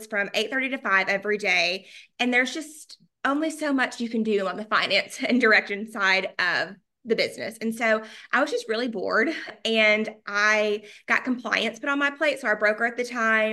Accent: Chattanooga, Tennessee, United States; now in Nashville, United States; I'm from Chattanooga.

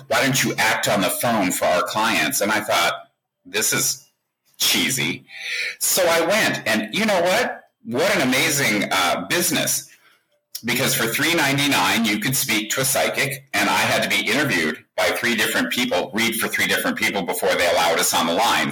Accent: Colorado, United States; moved away; when I grew up in Colorado, we didn't know from Jews.

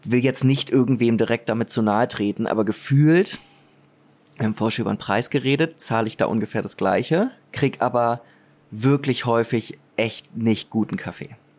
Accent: Germany; ich bin Deutscher

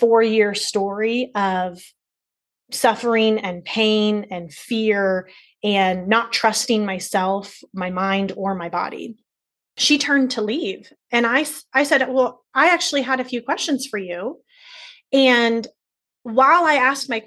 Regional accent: Cincinnati, Ohio, United States; I'm from Cincinnati

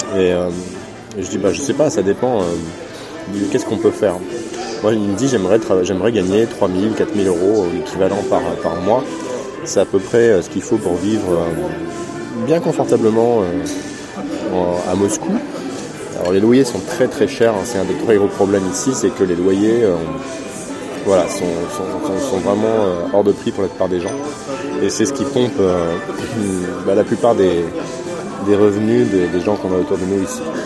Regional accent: France; j'étais français

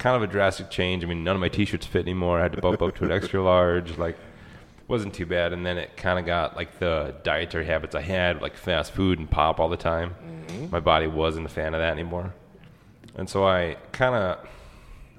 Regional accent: Worden, Montana, United States; born or raised there; also born or lived in Billings, Montana / North Dakota

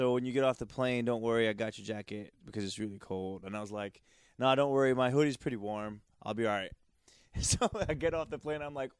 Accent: United States; also born or lived in Philippines; we moved here from the Philippines when I was 4, and we could have chose anywhere to live. Like, why did we choose Maryland, Virginia?

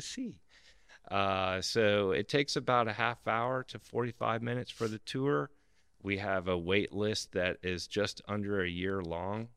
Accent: South Florida, United States; when I grew up down in South Florida

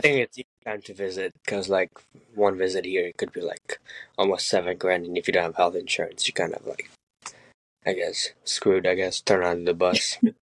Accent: Ukraine; moved away; I'm 24, and I was born in Ukraine

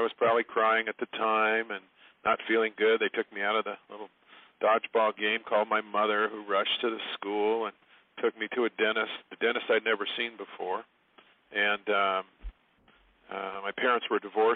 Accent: San Diego, California, United States; moved away; I grew up in San Diego, California

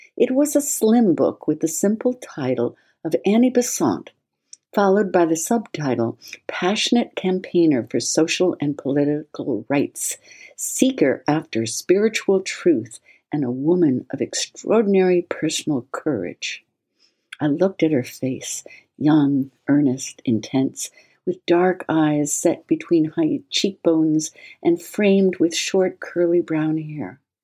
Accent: New England, United States; I was born in New England

